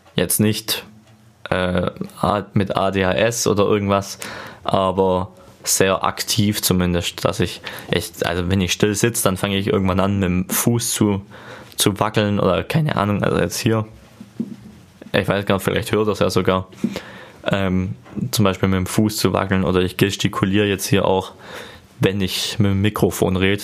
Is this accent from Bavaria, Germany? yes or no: no; Ostalbkreis, Baden-Württemberg, Germany; accent: Swabian; ich komme aus dem Ortsteilkreis in Baden-Württemberg